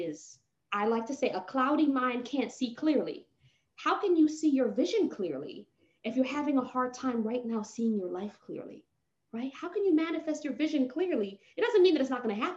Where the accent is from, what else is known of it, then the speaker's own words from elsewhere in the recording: Jamaica; accent: patois; I'm a Jamaican and I have to bring in the patois